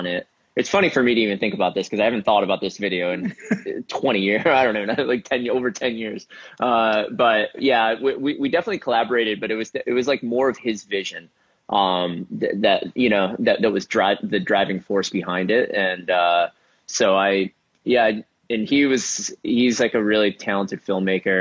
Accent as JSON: {"language": "English", "town": "Rochester", "region": "New York", "country": "United States", "tie": "born or raised there", "moved": "yes", "lives_now": "Brooklyn, United States", "said": "I grew up in Rochester, New York, which is a ways away"}